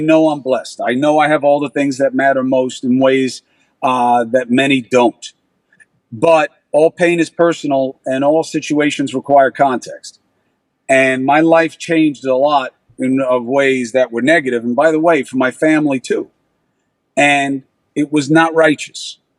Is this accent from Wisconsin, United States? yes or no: no; Queens, New York, United States; Hollywood, Queens.